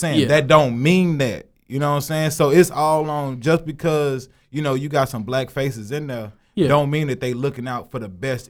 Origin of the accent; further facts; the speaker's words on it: Monroe, Louisiana, United States; moved away as an adult; also born or lived in Hammond, Louisiana; I'm from Louisiana, man. I'm from Louisiana. I'm from Monroe, Louisiana, the bottom.